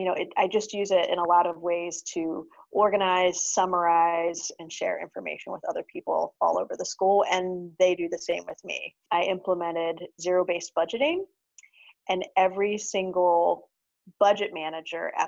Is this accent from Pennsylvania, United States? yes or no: yes; Lancaster, Pennsylvania, United States; moved away; also born or lived in Madison, Wisconsin / Los Angeles, California; I'm originally from Lancaster, Pennsylvania, lived for 14 years in Madison